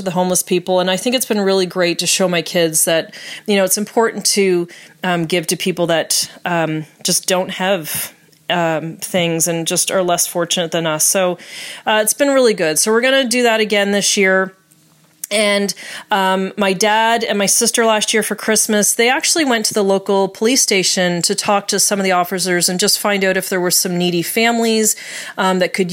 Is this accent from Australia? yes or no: no; Nova Scotia, Canada; moved away as an adult; also born or lived in Florida; now in Seattle, United States; I'm originally from Nova Scotia, Canada.